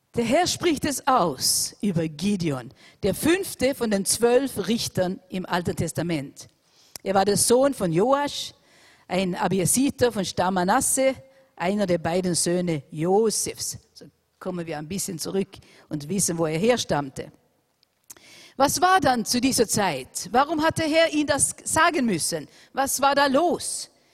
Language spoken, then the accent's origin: German; Austria; unser wunderschönes Land Österreich